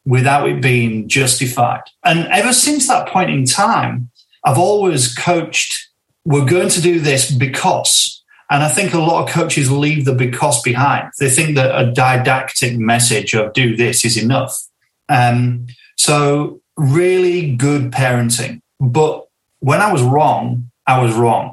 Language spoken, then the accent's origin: English; Northern England, United Kingdom; a sense of it being English, Northern, traditionally working class kind of area